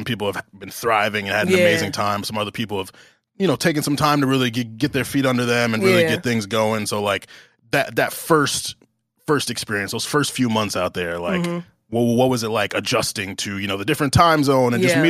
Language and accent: English; Atlanta, Georgia, United States; And so growing up in Atlanta and doing music, you know, I talk with so many people.